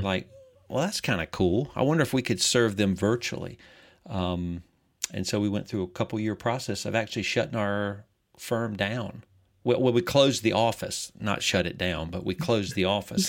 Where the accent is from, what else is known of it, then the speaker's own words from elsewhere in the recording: Greenville, South Carolina, United States; I'm originally from Greenville, South Carolina